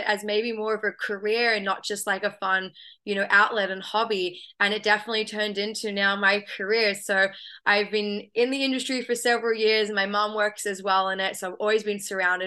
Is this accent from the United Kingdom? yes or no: no; Australia; moved away as an adult; now in United States; I have a bit of an accent, so I'm originally from Australia, but I've been calling the US home for a few years now